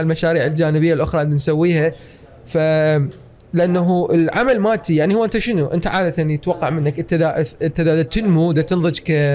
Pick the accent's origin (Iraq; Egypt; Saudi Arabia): Iraq; moved away; also born or lived in United States / Canada; وبما انه انا عراقي واحمد جواز عراقي